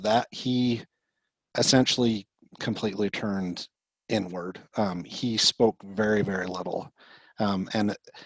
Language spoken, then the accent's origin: English; Murray, Utah, United States; So I grew up in Murray, Utah, graduated from Murray High School